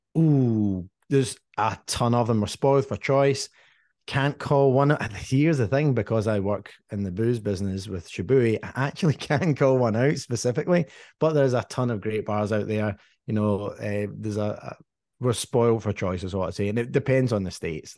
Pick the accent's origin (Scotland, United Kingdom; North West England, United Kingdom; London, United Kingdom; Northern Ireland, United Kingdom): Scotland, United Kingdom; Dumbarton; moved away; I grew up in Dumbarton